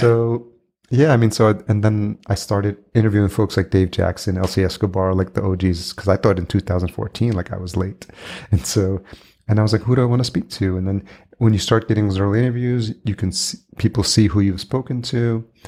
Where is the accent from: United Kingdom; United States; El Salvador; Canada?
El Salvador; I was born in El Salvador